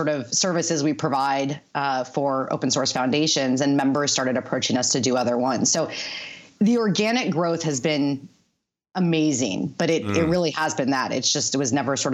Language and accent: English; the Bay Area, California, United States; I'm growing up in the Bay Area, working there